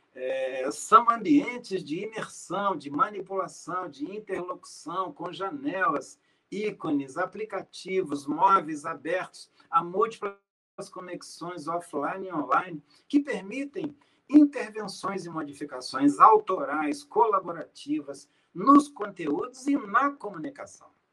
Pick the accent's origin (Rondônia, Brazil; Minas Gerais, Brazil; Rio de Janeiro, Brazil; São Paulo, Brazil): Minas Gerais, Brazil; Eu sou mineiro